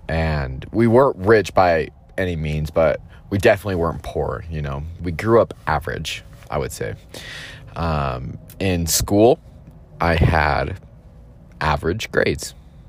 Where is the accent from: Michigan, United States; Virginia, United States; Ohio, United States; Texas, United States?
Texas, United States; born there; also born or lived in Utah / California / Idaho / Georgia; So my story is I was born in Texas, moved around quite a few times, moved to Utah, moved to California, moved to Idaho, moved to Georgia, moved back to Utah.